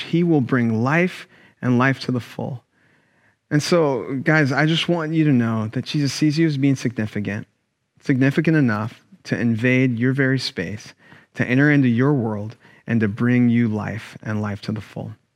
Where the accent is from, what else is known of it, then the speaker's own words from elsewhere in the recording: Sacramento, California, United States; Growing up in Sacramento, I went to a black church